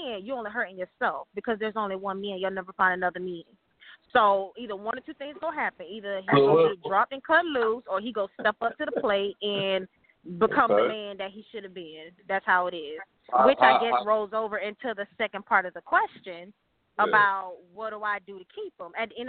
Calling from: Atlanta, Georgia, United States; I'm calling from Atlanta.

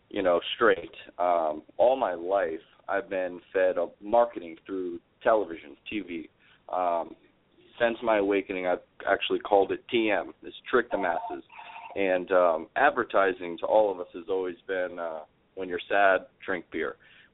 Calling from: Orlando, Florida, United States; I'm calling from Orlando, Florida.

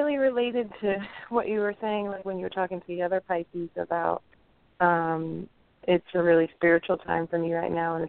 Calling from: Philadelphia, Pennsylvania, United States; I'm calling from Philadelphia.

